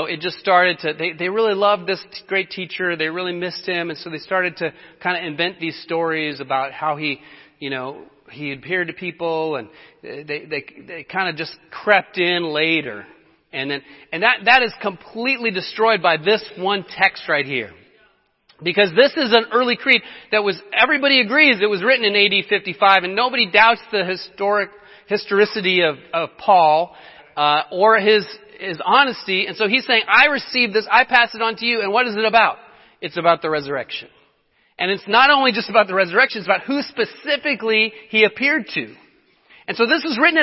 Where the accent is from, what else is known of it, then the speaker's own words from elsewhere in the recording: Colorado, United States; moved away; I'm from Colorado